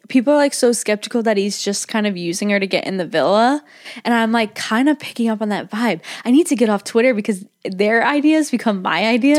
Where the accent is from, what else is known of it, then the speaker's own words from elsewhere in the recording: United States; accent: American; my American accent